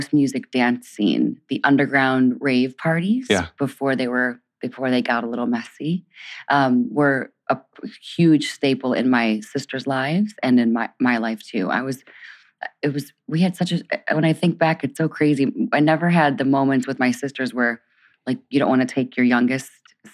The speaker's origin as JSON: {"language": "English", "town": "Detroit", "region": "Michigan", "country": "United States", "tie": "born or raised there", "moved": "yes", "lives_now": "Brooklyn, United States", "said": "we moved to Detroit soon after I was born"}